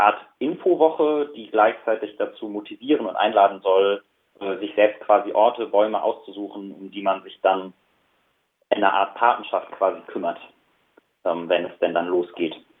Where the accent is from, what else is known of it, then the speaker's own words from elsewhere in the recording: Kuckum, North Rhine-Westphalia, Germany; ich komme selber aus Kuckum, das ist auch ein Dorf am Tagebau Garzweiler